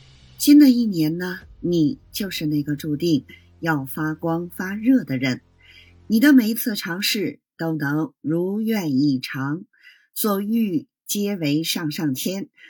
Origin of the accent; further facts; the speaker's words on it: Beijing, China; ，咱们下期节目再